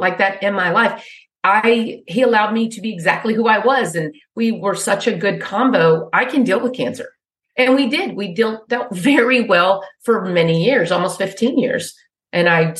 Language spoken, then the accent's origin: English; Wichita Falls, Texas, United States; moved away; I grew up in Wichita Falls